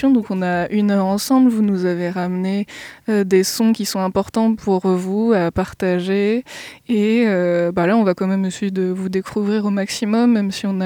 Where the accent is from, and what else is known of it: La Roche-sur-Yon, Pays de la Loire, France; born or raised there; moved away as an adult; also born or lived in Paris; now in Nantes, France